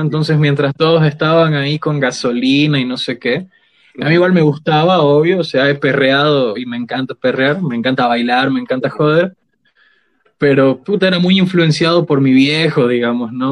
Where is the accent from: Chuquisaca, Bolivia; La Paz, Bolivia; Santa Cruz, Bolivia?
Chuquisaca, Bolivia; Sucre; Yo soy de Sucre, toda mi familia viene de Sucre